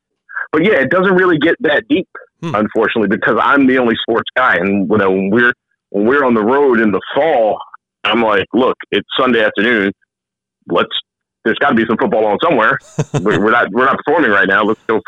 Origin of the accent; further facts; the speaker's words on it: Philadelphia, Pennsylvania, United States; also born or lived in State College, Pennsylvania; I'm born and raised in Philly.